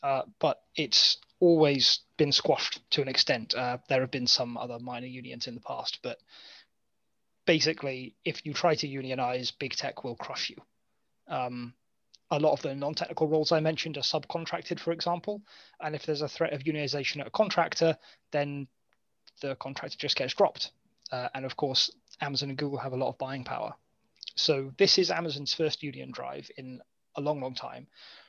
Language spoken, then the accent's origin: English; United Kingdom; yes, but I'm British.